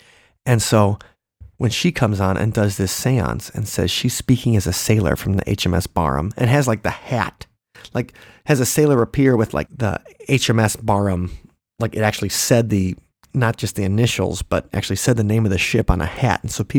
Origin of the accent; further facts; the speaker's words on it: Long Island, New York, United States; I'm from Long Island.